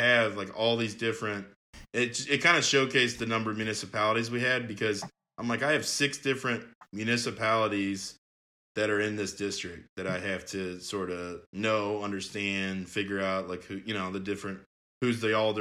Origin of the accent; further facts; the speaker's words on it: Belleville, Illinois, United States; I am from Belleville